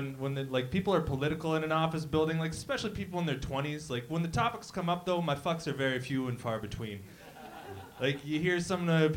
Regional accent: Windsor, Ontario, Canada; moved away as an adult; now in Toronto, Canada; I moved from Windsor

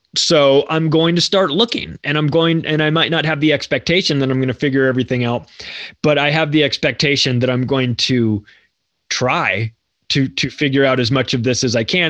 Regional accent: United States; I'm an American too

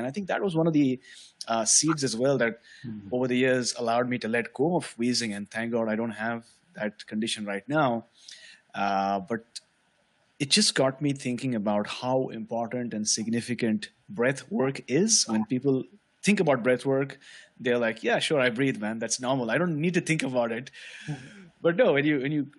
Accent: Mumbai, Maharashtra, India; I was born and brought up in Mumbai, which is a city on the west of India.

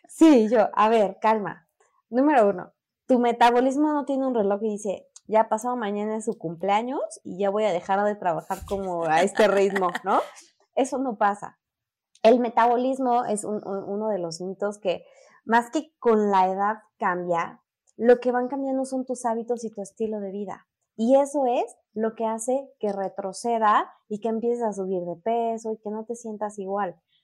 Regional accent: Mexico City, Mexico; soy de la Ciudad de México

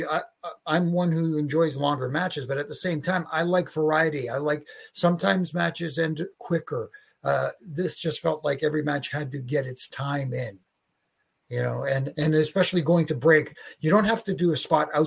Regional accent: Canada; you can find me on my social media doing my thing, you know, being the Canadian heat magnet

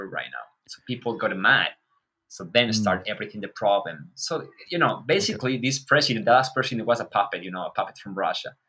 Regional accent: Ecuador; moved away as an adult; now in Ukraine; I live in Ukraine like 10 years already with my wife. I have two kids. I'm from Ecuador

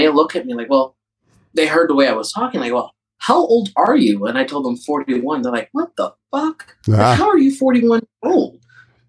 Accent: Midwest, United States; I grew up in the Midwest

